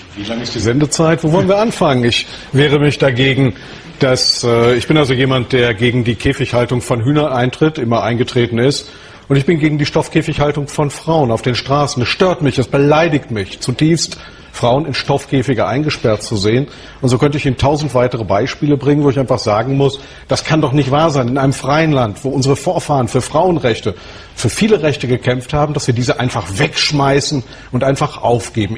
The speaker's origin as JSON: {"language": "German", "country": "Germany", "said": "ich bin ein Deutscher"}